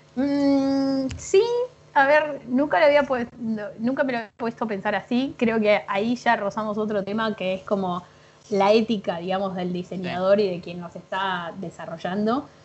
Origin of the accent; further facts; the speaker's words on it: Buenos Aires, Argentina; soy diseñadora gráfica de Buenos Aires, graduada en la UBA